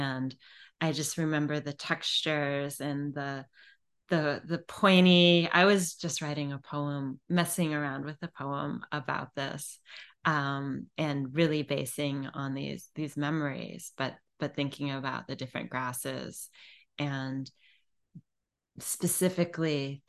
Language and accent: English; Illinois, United States; now in Virginia Beach, United States; when I was a little kid, I grew up in the Driftless region of Illinois.